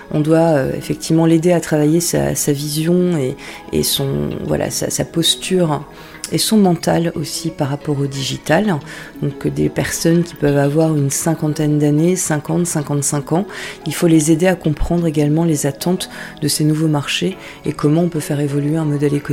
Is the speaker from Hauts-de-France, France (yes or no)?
yes; the North, Hauts-de-France, France; also born or lived in Paris region / Marcq-en-Barœul; je suis arrivée dans le Nord, j'avais 7 ans. Je me souviens particulièrement de cette journée, c'était au moment de... Donc je suis native de région parisienne, je suis arrivée dans le Nord quasiment un jour de braderie, quelques jours avant la braderie à Marc-en-Barœul